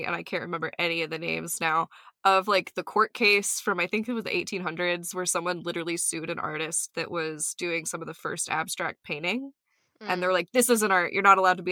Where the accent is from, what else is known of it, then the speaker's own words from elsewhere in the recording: Oklahoma, United States; I'm from Oklahoma. I'm from the South.